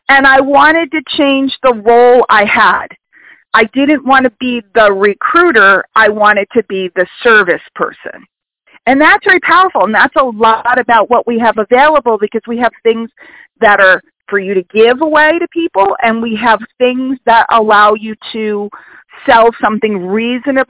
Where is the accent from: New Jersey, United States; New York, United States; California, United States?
New York, United States; New York City; I grew up in New York City